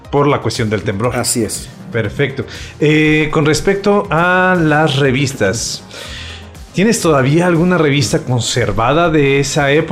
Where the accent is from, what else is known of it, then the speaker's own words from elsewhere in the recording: Mexico City, Mexico; Perdón, es que yo soy de allá.